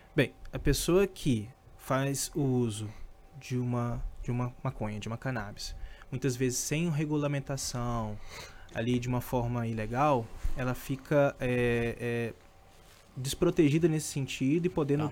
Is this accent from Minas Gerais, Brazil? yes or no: yes; Governador Valadares, Minas Gerais, Brazil; moved away; Eu sou de Minas, né? Então, eu morava na cidade